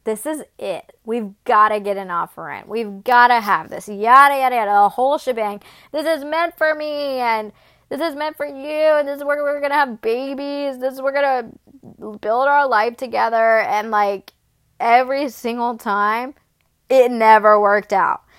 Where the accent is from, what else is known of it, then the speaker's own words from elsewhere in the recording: Atlanta, Georgia, United States; moved away as an adult; also born or lived in Murfreesboro, Tennessee; now in Nashville, United States; I am from Atlanta. I was raised in Atlanta since I was two years old.